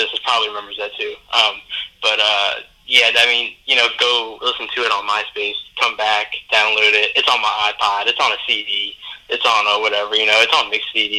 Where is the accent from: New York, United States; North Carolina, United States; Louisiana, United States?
Louisiana, United States; New Orleans; I come from New Orleans.